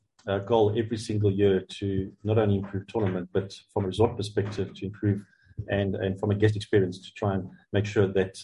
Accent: South Africa; It's truly Africa's major, and we're proudly South African.

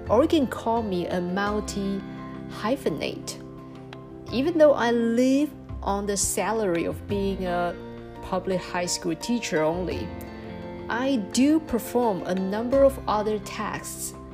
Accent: Taiwan; English is a second language; Born and uh, growing up in Taiwan, I have mixed feelings toward my my home country.

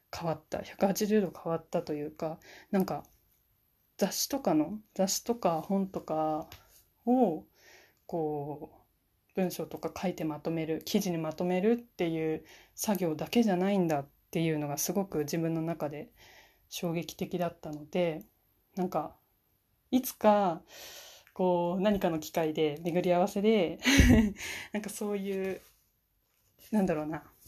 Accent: Fukushima, Japan; now in Niigata, Japan; 私は、今新潟の方に住んでるんですけれども出身は福島県です

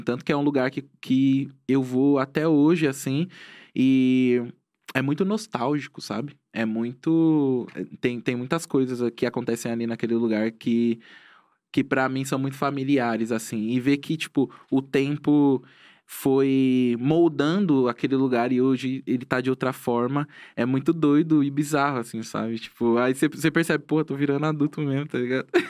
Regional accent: Tanabi, São Paulo, Brazil; also born or lived in Itapecerica da Serra, Brazil / São Roque, Brazil; now in São Paulo, Brazil; Tanabi, que é a cidade da onde eu, eu, na onde eu cresci

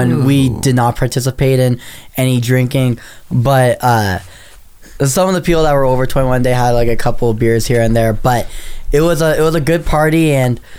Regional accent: Southern California, United States; moved away as an adult; now in Las Vegas, United States; I'm from SoCal

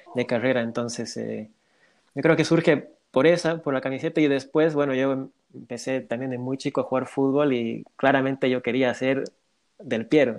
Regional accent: Bolivia; yo soy de Bolivia

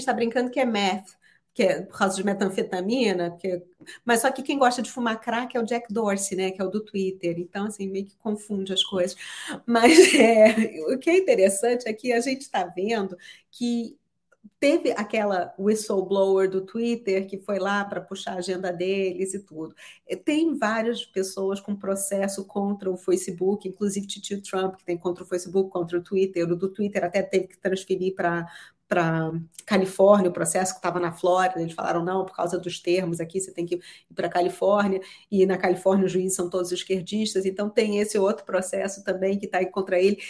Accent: Brazil; now in United States; porque eu sou brasileira e meu marido é americano

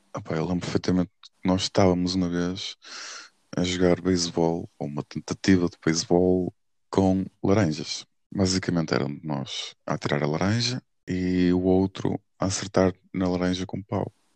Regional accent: Porto, Norte, Portugal; moved away as an adult; now in Lisbon, Portugal; sou do Porto

